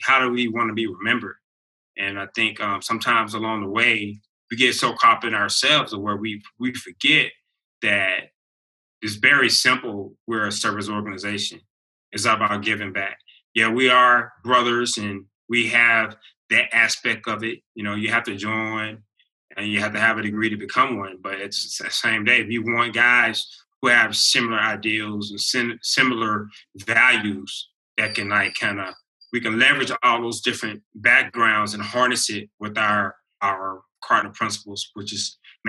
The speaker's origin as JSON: {"language": "English", "town": "El Paso", "region": "Texas", "country": "United States", "said": "I'm from El Paso, I'm here, and I see things. All that stuff I grew up around, it was probably jacked up."}